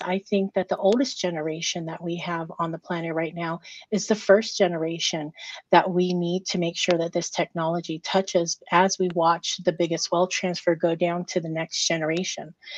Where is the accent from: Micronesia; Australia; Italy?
Micronesia; I'm Micronesian. So I'm from the Federated States of Micronesia.